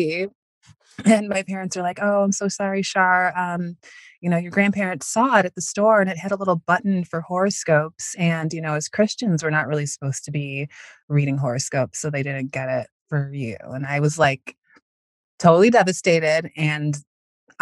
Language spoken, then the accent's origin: English; Northwest suburbs of Chicago, Illinois, United States; I live in the suburbs of Chicago now. I grew up in the Northwest suburbs